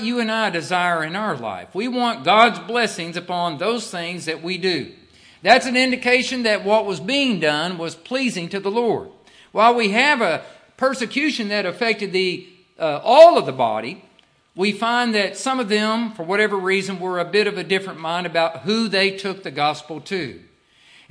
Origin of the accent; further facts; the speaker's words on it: Arkansas, United States; moved away as an adult; now in Samoa; I'm from Arkansas